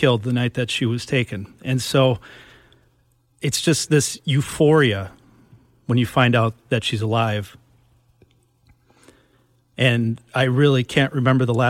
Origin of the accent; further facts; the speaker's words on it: Minnesota, United States; growing up in Minnesota